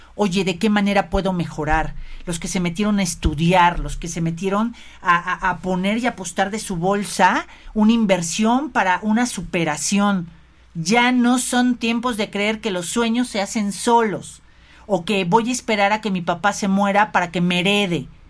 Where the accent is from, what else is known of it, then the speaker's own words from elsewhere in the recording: Mexico; como mexicanos, ¿sabes? Como mexicanos